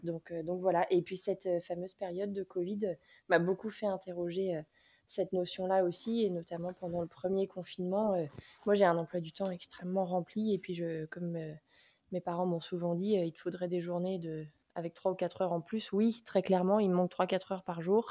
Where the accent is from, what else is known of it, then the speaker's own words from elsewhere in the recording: Nantes, Pays de la Loire, France; Je suis nantaise d'origine, euh, et après avoir fait, mes études, je suis revenue vivre à Nantes